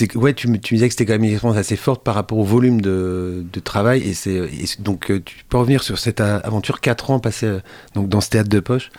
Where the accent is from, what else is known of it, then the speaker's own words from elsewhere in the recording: Château-Gontier, Pays de la Loire, France; ma ville natale, château rontier